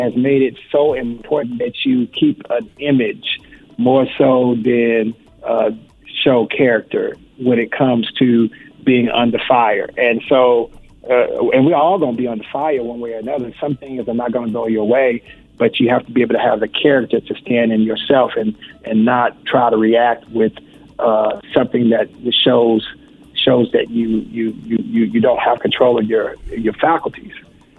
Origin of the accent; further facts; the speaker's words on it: Houston, Texas, United States; I've been very lucky and blessed that Houston is my hometown, and my hometown represents all the time